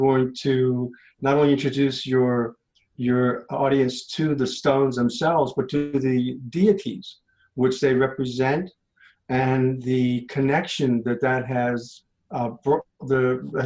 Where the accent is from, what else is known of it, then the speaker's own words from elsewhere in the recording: Lancaster, Pennsylvania, United States; I'm from Lancaster, Pennsylvania, LAPA